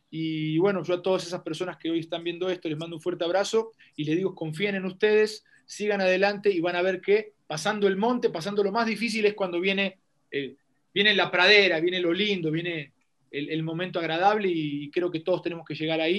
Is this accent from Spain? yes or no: no; Bajío, Mexico; also born or lived in Querétaro / León; Yo soy, yo soy un hombre del Bajío, soy un hombre del Bajío, viví en Querétaro. Eh, viví un, tiempo en León